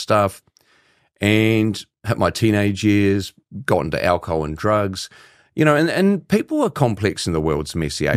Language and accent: English; New Zealand; as a Kiwi